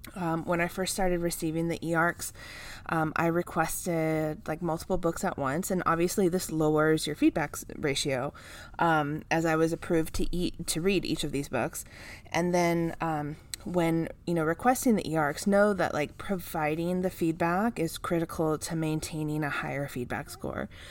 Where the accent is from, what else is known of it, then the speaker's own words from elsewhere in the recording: California, United States; my home state